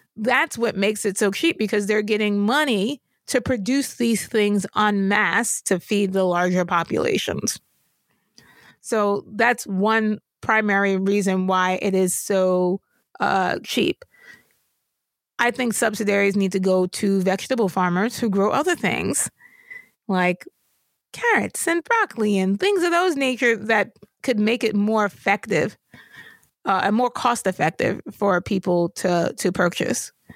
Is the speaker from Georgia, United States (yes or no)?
no; New York, United States; I grew up in New York